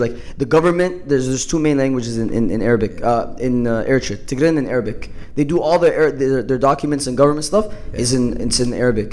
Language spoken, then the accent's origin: English; Canada; I'm from Canada